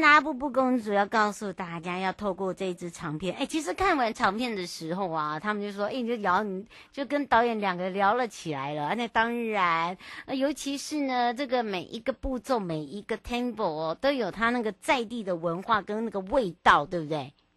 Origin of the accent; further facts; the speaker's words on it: Hualien-Taitung, eastern Taiwan, Taiwan; 回到我的故乡华东了